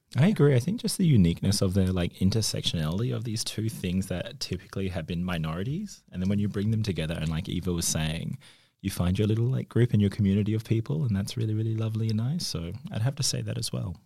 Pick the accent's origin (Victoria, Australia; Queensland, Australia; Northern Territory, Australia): Northern Territory, Australia; now in Bawley, Australia; I'm a proud Larry Keogh Wajikan man from the Northern Territory, um, but I've been living here in Bawley for the last twelve years.